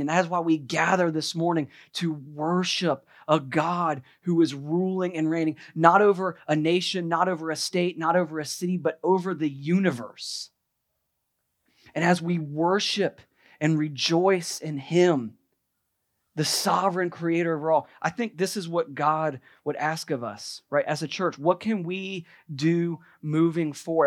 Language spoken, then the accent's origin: English; United States